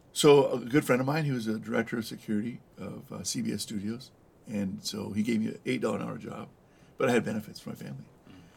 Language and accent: English; El Monte, California, United States; also born or lived in East Los Angeles / Downey; I grew up in uh, San Gabriel Valley, uh, El Monte, uh, the beautiful city of El Monte, mm-hmm. Uh, and then uh, East Los Angeles as well